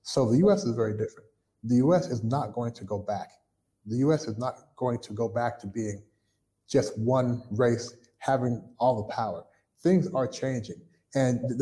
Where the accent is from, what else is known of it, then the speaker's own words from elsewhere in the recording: Kentucky, United States; moved away as an adult; also born or lived in Toronto, Canada; now in Shanghai, China; When I grew up in Kentucky, I lived in a white neighborhood